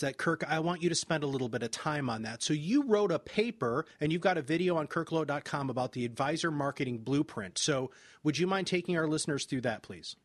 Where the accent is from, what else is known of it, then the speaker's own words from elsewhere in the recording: Michigan, United States; I'm from Michigan